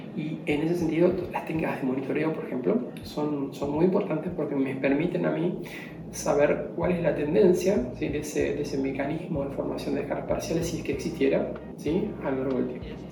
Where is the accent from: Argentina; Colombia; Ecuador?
Argentina; como argentino